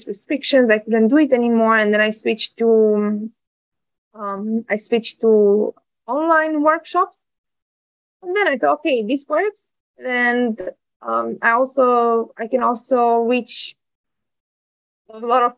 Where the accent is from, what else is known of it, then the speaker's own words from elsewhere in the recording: Bucharest, Romania; English is a second language; moved away as an adult; now in Netherlands; I was born in Bucharest in Romania. And I lived there until I finished university